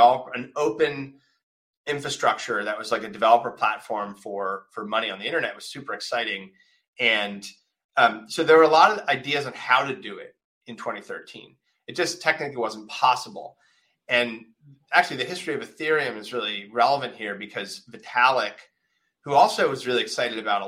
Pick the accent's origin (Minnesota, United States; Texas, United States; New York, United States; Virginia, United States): Minnesota, United States; Winona; I grew up in a small town in Minnesota